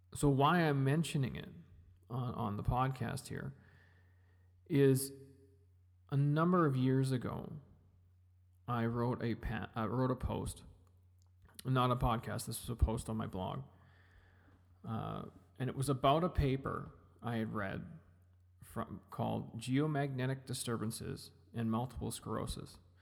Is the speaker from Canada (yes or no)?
yes; Kamloops, British Columbia, Canada; now in Edmonton, Canada; I grew up in Kamloops. I didn't grow up in Edmonton. I grew up in Kamloops. I grew up in British Columbia.